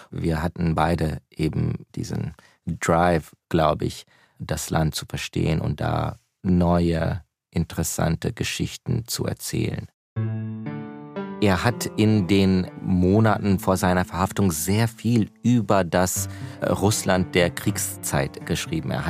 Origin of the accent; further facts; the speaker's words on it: United States; German is a second language; also born or lived in Germany; kleines Kind mit meinen Eltern ausgewandert, erst nach Deutschland, dann nach Amerika. Das heißt, wir sind beide in Amerika aufgewachsen, als äh, junge Amerikaner mit äh, russischsprachigen äh, Eltern. Wir haben zu Hause Russisch gesprochen